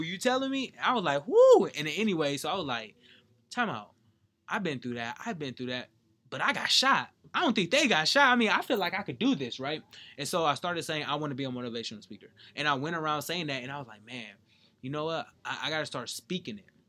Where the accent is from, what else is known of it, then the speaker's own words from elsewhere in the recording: San Bernardino, California, United States; moved away; Growing up in San Bernardino